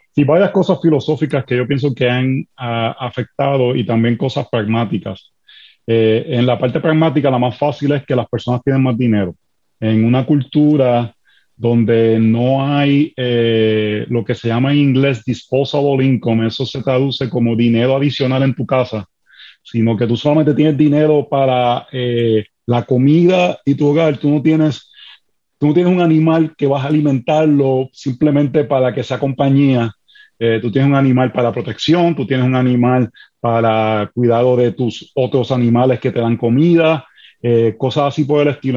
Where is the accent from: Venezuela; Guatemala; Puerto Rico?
Puerto Rico; now in Washington DC, United States; Soy puertorriqueño, así que me perdonan las R, las S, eh, el hablar rápido cuando nos emocionamos